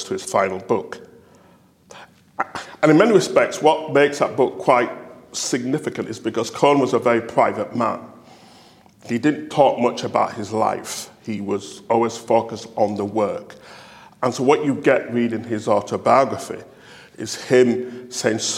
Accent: England, United Kingdom; being English

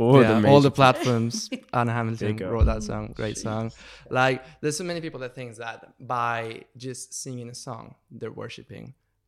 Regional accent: Mexico; now in United Kingdom; I'm from Mexico, by the way.

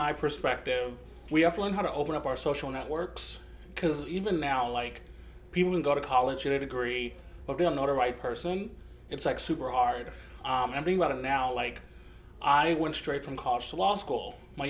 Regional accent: Los Angeles, California, United States; now in Richmond, United States; I'm originally from Los Angeles, California. I now live in Richmond

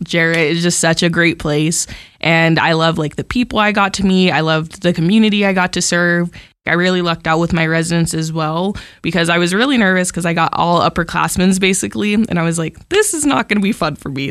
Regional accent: Amarillo, Texas, United States; I'm from Amarillo, like, I live super close

